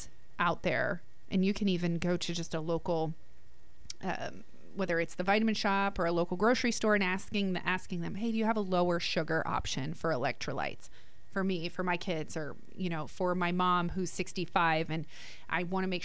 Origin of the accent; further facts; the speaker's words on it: New Jersey, United States; We didn't really have a pool growing up in Jersey